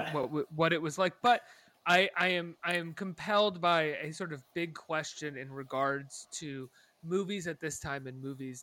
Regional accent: New York, United States; as a New Yorker

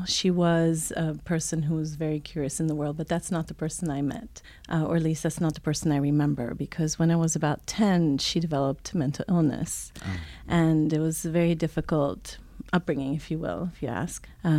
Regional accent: Italy; also born or lived in Switzerland; So I'm a child of the world, if you will. I was born in Switzerland, raised in Italy, German mom, American dad, lived just about all the continents, and speak five languages.

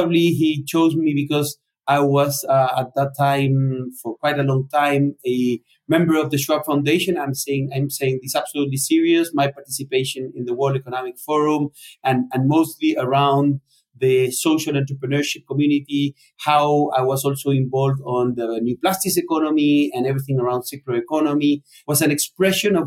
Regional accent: Chile; also born or lived in Spain / Argentina; I'm Chilean and Spaniard. I was born in Chile

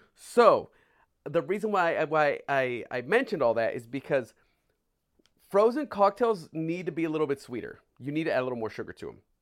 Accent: California, United States; moved away; also born or lived in San Francisco; me being from California, having lived in San Francisco

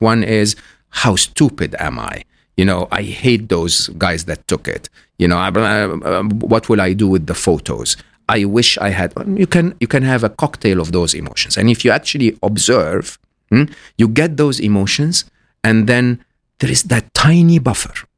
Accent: Egypt; I'm Egyptian, born and raised in Egypt

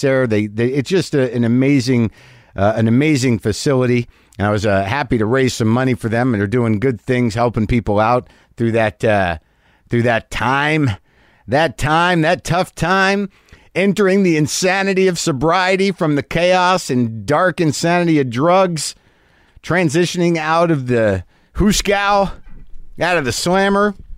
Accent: New Mexico, United States; moved away; I just got back from New Mexico. I did a benefit out there in my hometown

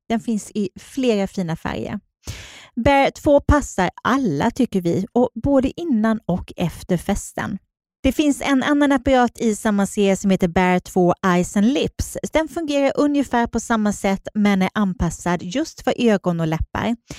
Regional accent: Småland, Sweden; accent: småländska; now in Stockholm, Sweden; jag är, eh, kommer från Småland

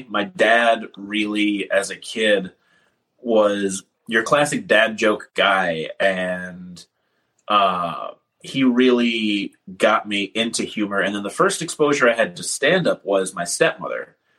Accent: Champaign, Illinois, United States; also born or lived in Milwaukee, Wisconsin; I moved around a bunch as a kid. I was born in Milwaukee, but I call Champaign, Illinois home because that's where I was from 14 to about 19.

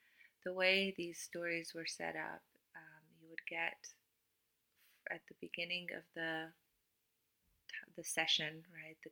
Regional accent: Cluj-Napoca, Cluj County, Romania; English is a second language; moved away as an adult; I was born and raised in Romania, in Transylvania

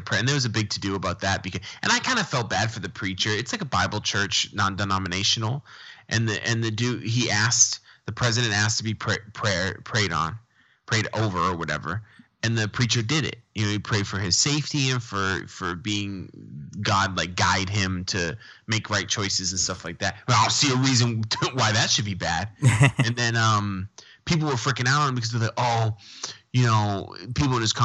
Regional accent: New England, United States; I'm from New England

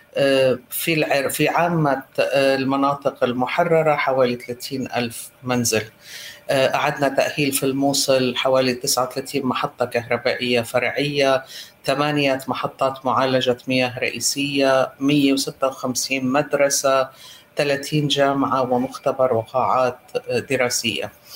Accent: Lebanon; now in Iraq; أنا لبنانية الأصل

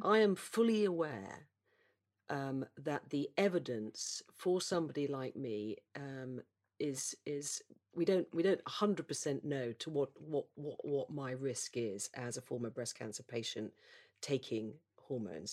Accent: United Kingdom; as a Brit

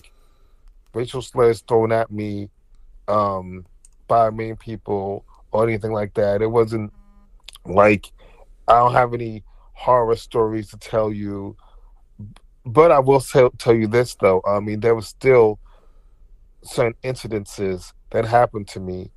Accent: New Jersey, United States; also born or lived in Newark, New Jersey; I was born in Newark, New Jersey, okay, and my mom, she didn't want me to like live in the hood or anything, so I was raised in a predominantly like white town, in New Jersey

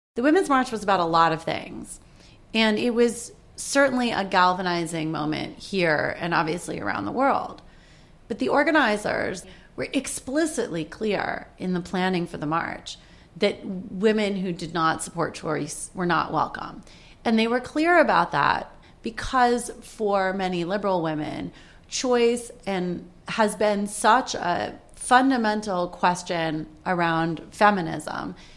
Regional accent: Washington, District of Columbia, United States; moved away as an adult; now in New York, United States; I grew up in Washington, D.C., which is in a completely democratic neighborhood.

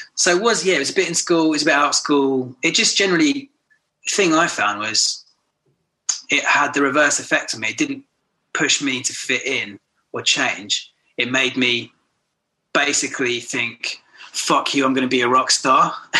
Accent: Horsham, South East England, United Kingdom; also born or lived in Brighton; grew up in Horsham in Sussex, West Sussex

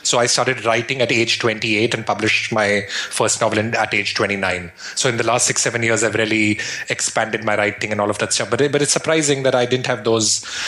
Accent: Shimla, Himachal Pradesh, India; now in Brooklyn, United States; I grew up in the Himalayas in India in a place called Shimla. And Shimla is right at the foothills of the Himalayas in the north of India.

